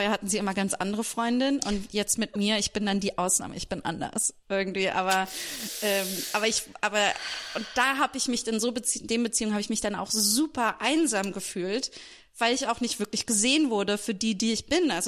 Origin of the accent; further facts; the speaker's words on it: Hesse, Germany; also born or lived in Berlin, Germany; wir sind dann als ich ein Kind war nach Hessen gezogen was einfach wahnsinnig konservativ ist